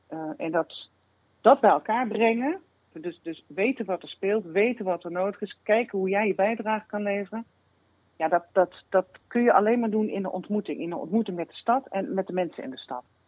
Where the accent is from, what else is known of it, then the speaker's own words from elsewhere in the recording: Limburg, Netherlands; En ik kom uit Limburg